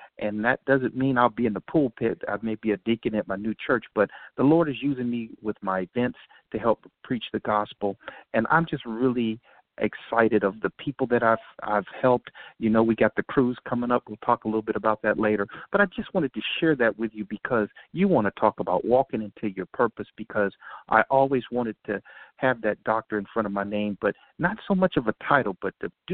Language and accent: English; Gary, Indiana, United States; moved away; also born or lived in Maryland; I'm originally from Indiana